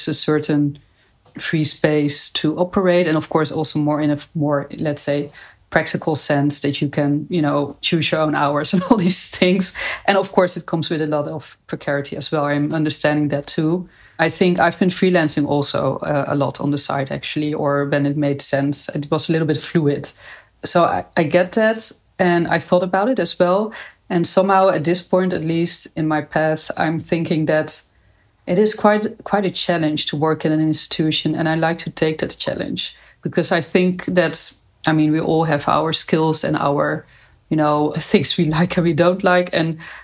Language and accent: English; Nijmegen, Gelderland, Netherlands; I'm from Nijmegen.